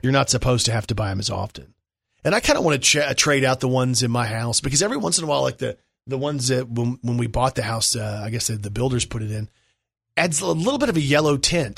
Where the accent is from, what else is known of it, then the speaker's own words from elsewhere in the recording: Plano, Texas, United States; born and raised in Plano